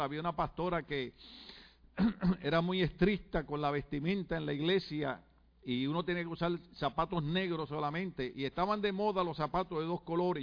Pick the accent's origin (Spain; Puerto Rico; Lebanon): Puerto Rico; en mi país cuando hablamos y conversamos